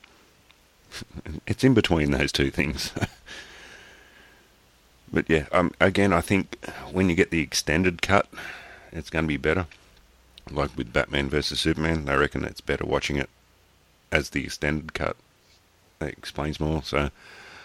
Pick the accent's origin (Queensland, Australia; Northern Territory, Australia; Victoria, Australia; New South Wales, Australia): New South Wales, Australia; accent: Aussie; I'm Aussie